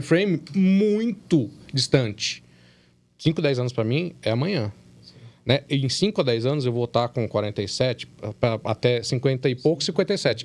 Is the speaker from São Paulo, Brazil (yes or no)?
yes; São Paulo, Brazil; moved away as an adult; now in Minas Gerais, Brazil; Eu não sou de, de, de Minas, eu sou de São Paulo.